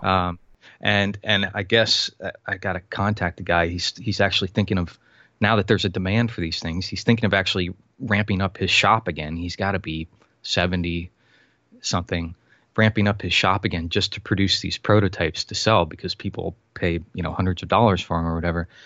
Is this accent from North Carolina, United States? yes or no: no; Florida, United States; I was born and raised in Florida